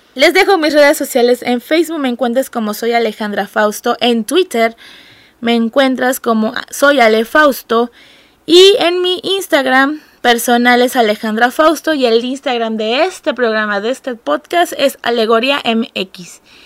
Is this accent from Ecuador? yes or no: no; Mexico; yo soy el estereotipo mexicano